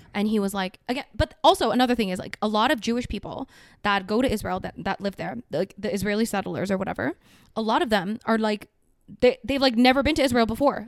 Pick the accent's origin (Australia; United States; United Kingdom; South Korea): South Korea; now in Canada; I'm from Korea.